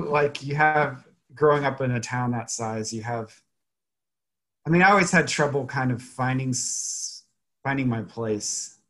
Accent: Harrisonville, Missouri, United States; also born or lived in Rolla, Missouri; now in Kansas City, United States; I'm from Harrisonville, Missouri.

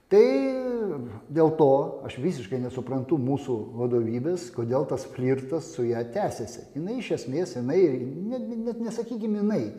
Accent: Lithuania; aš tiesiog lietuvis

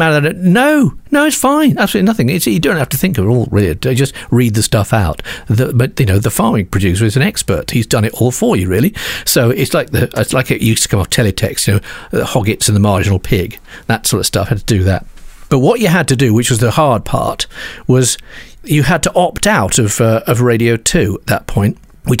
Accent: Walsall, West Midlands, United Kingdom; moved away as an adult; being a boy from Birmingham, from Walsall

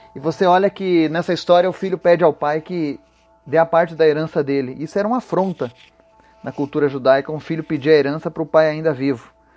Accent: Brazil; nós que somos brasileiros

